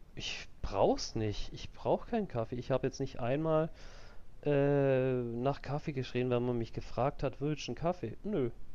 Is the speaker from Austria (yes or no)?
no; Switzerland; bei uns in der Schweiz